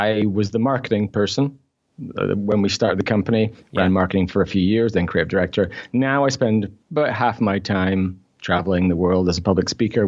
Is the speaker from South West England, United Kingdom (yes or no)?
no; Scotland, United Kingdom; also born or lived in Newcastle; I grew up in Scotland, but I was born in Newcastle, so I'm a Geordie.